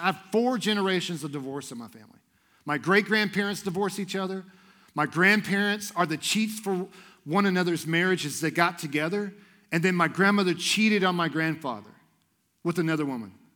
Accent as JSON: {"language": "English", "town": "Houston", "region": "Texas", "country": "United States", "moved": "as an adult", "lives_now": "Idaho, United States", "said": "I moved here from Houston, Texas, because I believed that God wanted me to love on people in Idaho"}